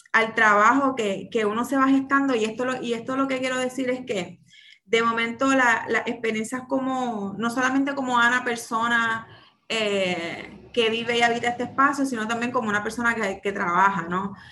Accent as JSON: {"language": "Spanish", "town": "San Juan", "country": "Puerto Rico", "tie": "born or raised there", "said": "soy nacida y criada en Santurce, específicamente en Barrio Obrero"}